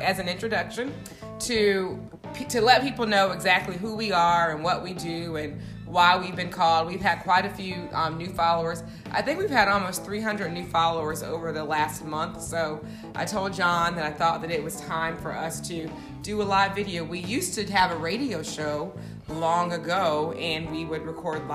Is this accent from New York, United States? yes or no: no; Charleston, South Carolina, United States; moved away as an adult; now in Atlanta, United States; we're both from Charleston.